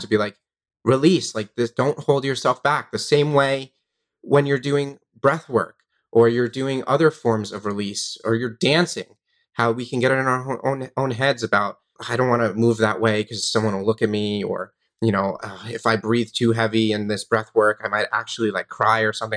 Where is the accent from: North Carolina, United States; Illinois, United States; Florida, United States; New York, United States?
New York, United States; Long Island; I grew up in New York on Long Island